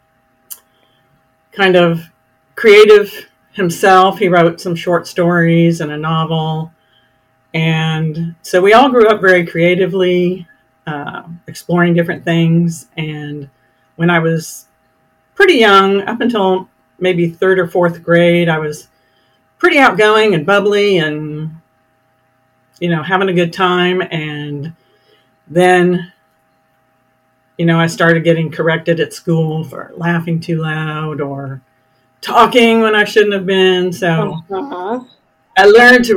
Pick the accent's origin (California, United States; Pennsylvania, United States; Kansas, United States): Kansas, United States; Roeland Park; now in Texas Hill Country, United States; I grew up in Kansas City, a suburb on the Kansas side, Roland Park specifically.